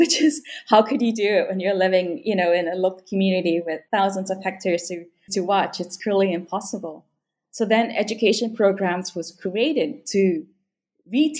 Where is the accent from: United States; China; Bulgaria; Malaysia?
Malaysia; Sarawak; So I was born and raised in Sarawak. I am Bidayuh